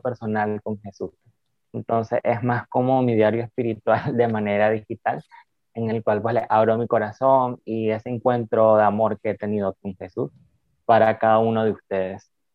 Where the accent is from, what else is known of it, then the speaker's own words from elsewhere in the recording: Nicaragua; Soy de Nicaragua